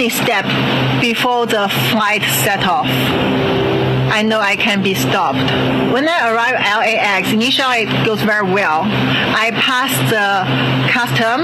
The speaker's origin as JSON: {"language": "English", "town": "Qingdao", "region": "Shandong", "country": "China", "tie": "born or raised there", "also_born_or_lived": "Hong Kong", "moved": "as an adult", "lives_now": "United States", "said": "went to my hometown Qingdao"}